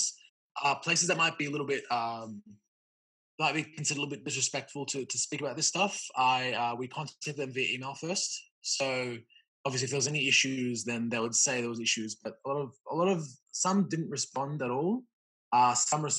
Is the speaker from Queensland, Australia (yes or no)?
no; Granville, New South Wales, Australia; I used to live in Granville and I've been raised my whole life there.